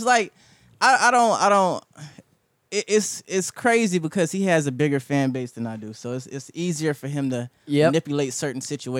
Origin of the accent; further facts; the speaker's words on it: The Bronx, New York, United States; I'm from the Bronx, son.